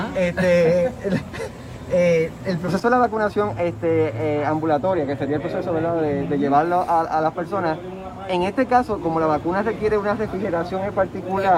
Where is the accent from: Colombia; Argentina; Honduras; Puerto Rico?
Puerto Rico